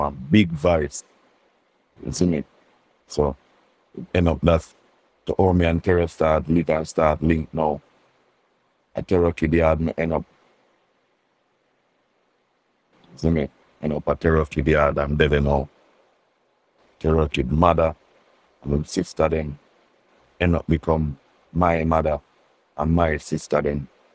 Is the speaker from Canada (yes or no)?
no; Kingston, Jamaica; also born or lived in Grants Pen; I go live back with my mother down at Queensboro, that a Kingston 19